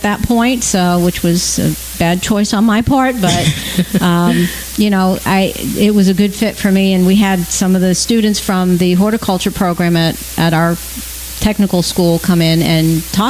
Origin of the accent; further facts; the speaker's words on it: Long Island, New York, United States; now in Florida, United States; growing up on Long Island